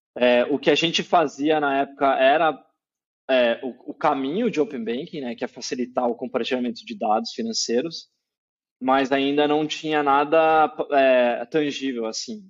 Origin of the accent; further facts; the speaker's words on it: Campinas, São Paulo, Brazil; moved away as an adult; now in São Paulo, Brazil; Eu tô aqui em São Paulo agora, mas eu sou de Campinas, interior de São Paulo. É, cresci lá, né? Dos, até os 18 anos eu morei em Campinas